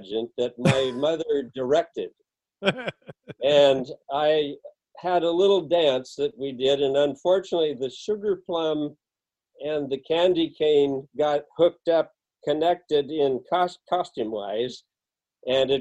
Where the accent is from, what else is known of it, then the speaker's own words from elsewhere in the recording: Elk, California, United States; also born or lived in Manchester, California; I grew up in a little town called Elk, California